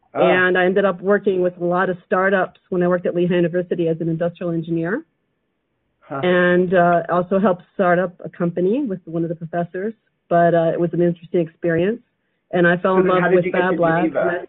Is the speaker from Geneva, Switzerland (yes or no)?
yes; Geneva, Switzerland; I'm actually from the Geneva area.